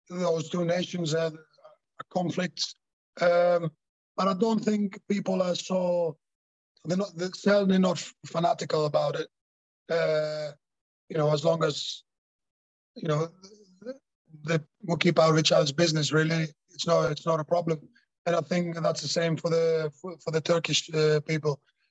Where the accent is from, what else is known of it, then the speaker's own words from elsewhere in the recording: Thessaloniki, Central Macedonia, Greece; moved away; In my hometown, Salonika